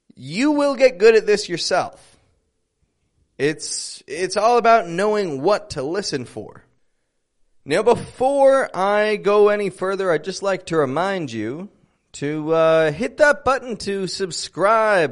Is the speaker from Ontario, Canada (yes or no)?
yes; Toronto, Ontario, Canada; I'm from Toronto, Canada.